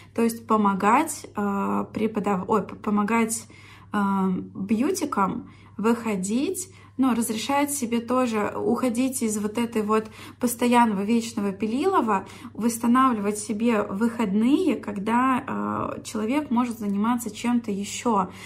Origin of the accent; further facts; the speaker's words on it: Orsk, Orenburg Oblast, Russia; moved away; в Орск, в мой родной город